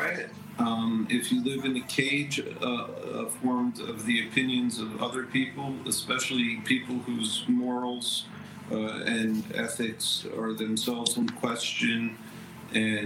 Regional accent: New York, United States; now in Virginia, United States; I'm originally from New York.

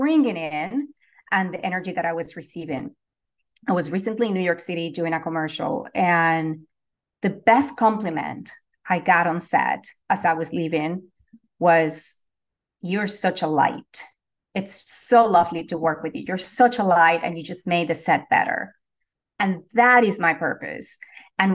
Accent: Venezuela; now in Los Angeles, United States; I'm originally from Venezuela. I am currently based in Los Angeles, California

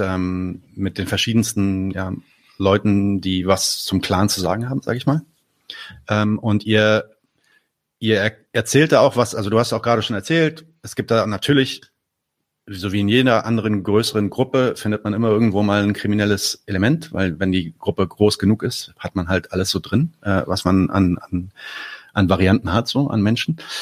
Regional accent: Palestine; now in Berlin, Germany

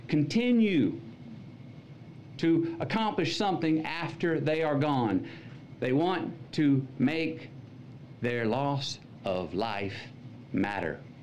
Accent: Uvalde, Texas, United States; moved away; my stories from my hometown, Uvalde

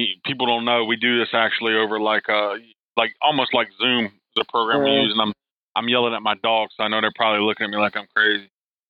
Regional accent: South Carolina, United States; also born or lived in Daytona Beach, Florida; now in Pennsylvania, United States; I'm from South Carolina, then I went to Florida. I was in Daytona Beach.

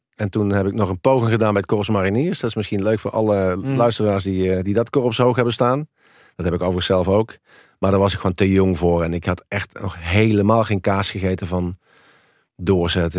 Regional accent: Helmond, North Brabant, Netherlands; ik kom uit een, eh, nou, uit een eenvoudig arbeidersgezin uit Helmond, uit de Volkswijk. Eh, ik ben eh, met, met mijn zusje opgegroeid.

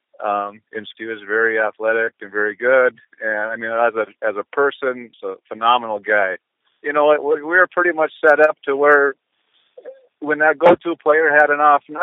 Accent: Epping, North Dakota, United States; Grew up on a farm outside of Epping, and I still reside there.

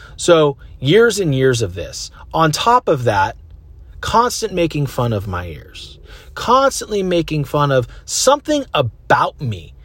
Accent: Concord, California, United States; I grew up in Concord, California.

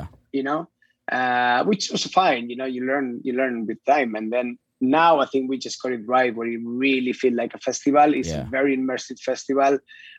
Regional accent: Huesca, Aragon, Spain; moved away as an adult; also born or lived in London / Madrid / Sydney, Australia; now in Barcelona, Spain; I come from Huesca, which is a small town next to Fraga

